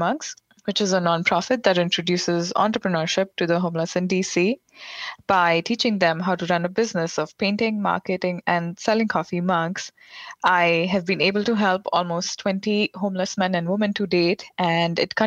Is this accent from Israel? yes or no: no; India; moved away as an adult; also born or lived in Providence, United States; now in Washington, D.C., United States; I grew up in India in an upper middle class family